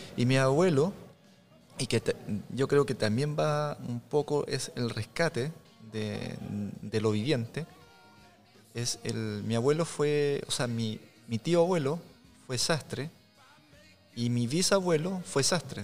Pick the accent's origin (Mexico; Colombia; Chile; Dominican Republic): Chile; Tomé, Biobío; also born or lived in Lota, Chile; Yo soy nacido, criado en Tomé, y en Lota